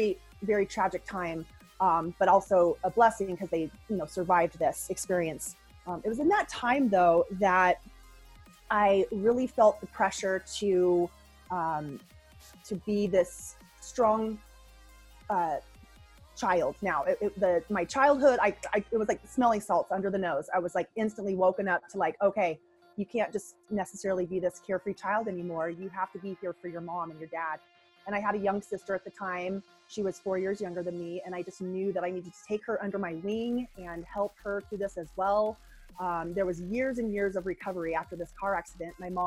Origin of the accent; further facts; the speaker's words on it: Boulder, Colorado, United States; I was born in 1975 in Boulder, Colorado.